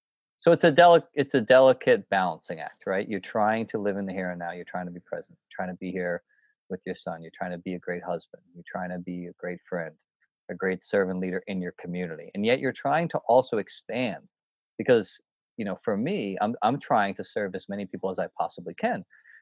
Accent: New Hampshire, United States; when I would hike these mountains, growing up in the White Mountains, doing all these, you know, the presidential peaks

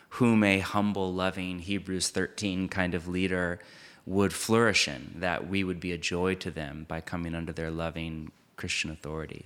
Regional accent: United States; I grew up in it

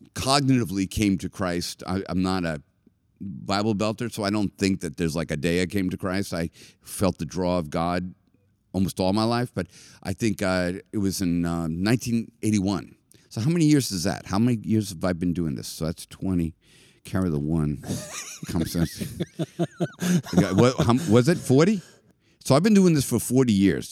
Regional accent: Boston, Massachusetts, United States; I was from Boston

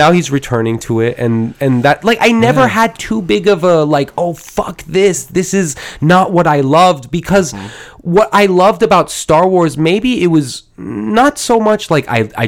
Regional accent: United States; I grew up in America

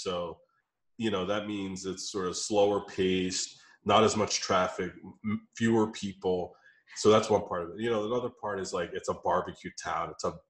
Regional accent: Philadelphia, Pennsylvania, United States; So I'm from Philadelphia. I know the East Coast

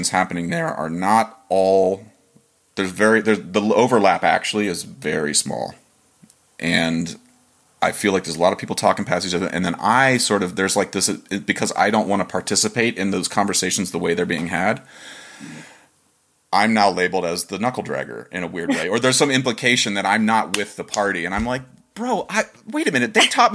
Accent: Dover, Ohio, United States; moved away as an adult; I'm from Dover, Ohio

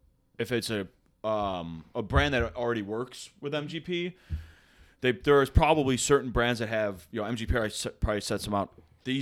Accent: Homer Glen, Illinois, United States; moved away; I went back to my hometown, Homer Glen

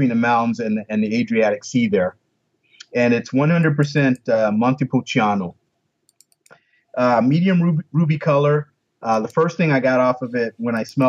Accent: Florida, United States; I grew up in Florida

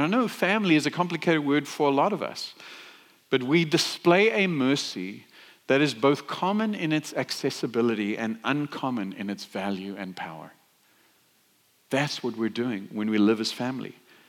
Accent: South Africa; now in United States; well, I live in the States, but I grew up in South Africa.

